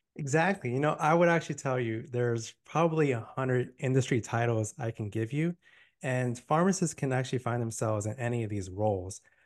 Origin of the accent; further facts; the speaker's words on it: Miami, Florida, United States; now in Tampa, United States; I'm born and raised in Miami